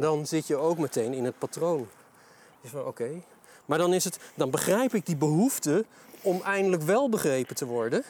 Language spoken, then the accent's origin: Dutch; Delden, Overijssel, Netherlands; Ik, eh, ik kom uit Delden, geboren en getogen tukker